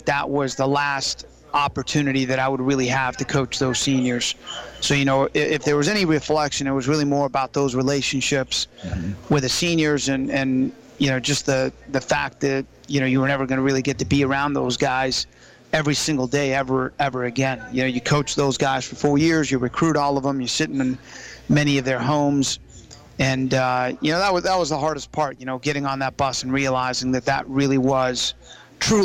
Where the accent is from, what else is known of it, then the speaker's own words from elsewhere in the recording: Florida, United States; now in Virginia, United States; I grew up in Florida